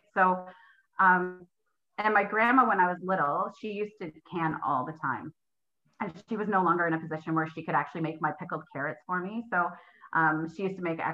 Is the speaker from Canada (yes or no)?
yes; Simcoe County, Ontario, Canada; moved away as an adult; also born or lived in Alliston / Pembroke-Petawawa; now in Pembroke, Canada; I grew up down in Simcoe County